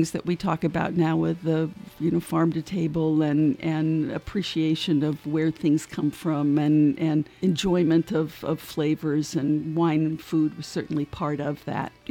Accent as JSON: {"language": "English", "region": "California", "country": "United States", "said": "I am a I am a Californian"}